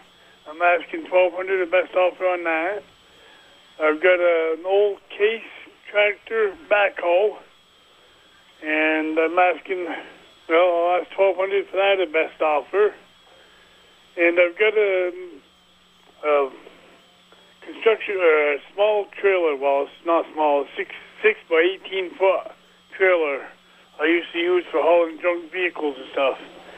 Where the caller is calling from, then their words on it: Eden Mills, Vermont, United States; from Eden Mills, Vermont.